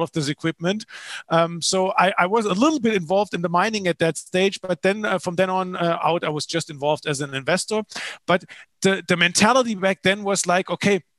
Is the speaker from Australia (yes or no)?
no; Germany; moved away as an adult; also born or lived in Paraguay; I'm originally from Germany, as you can probably hear.